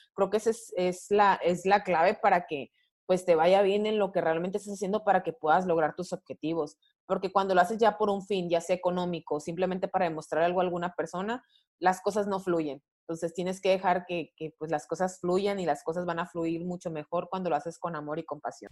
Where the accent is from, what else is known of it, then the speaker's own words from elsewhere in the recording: Mexico; como latina y como mexicana, en cierto punto hemos vivido eh, muchas veces temas de discriminación